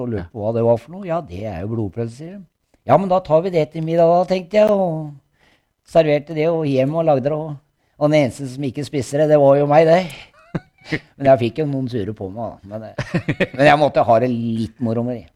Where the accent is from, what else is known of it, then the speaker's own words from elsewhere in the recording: Norway; also born or lived in Gulset, Skien; Jeg vokste opp på bakken. Ja? Jeg har bodd på bakken, og der bodde jeg til jeg var eh, rundt elleve år